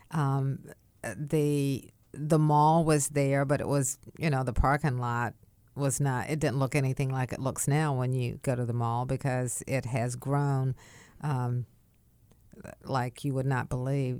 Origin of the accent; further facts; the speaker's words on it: Wilmington, North Carolina, United States; also born or lived in Raleigh; my hometown